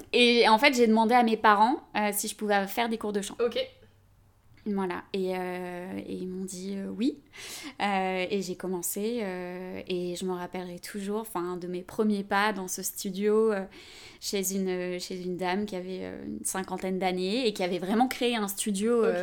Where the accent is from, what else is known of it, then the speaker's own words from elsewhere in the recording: Avignon, Provence-Alpes-Côte d'Azur, France; moved away; je viens d'Avignon. C'est le sud, mais j'ai perdu l'accent. je suis expatriée depuis quelques années maintenant.